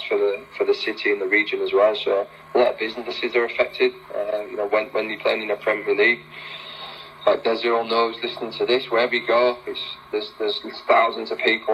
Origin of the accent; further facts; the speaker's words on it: Leeds, Yorkshire and the Humber, United Kingdom; also born or lived in Sheffield; I was from Leeds. I left Leeds at 16 and I moved to Sheffield.